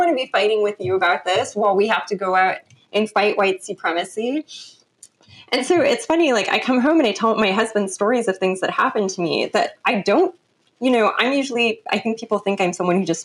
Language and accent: English; Los Angeles, California, United States; accent: Los Angeles; also born or lived in London; all of my friends from high school can tell you we are definitely from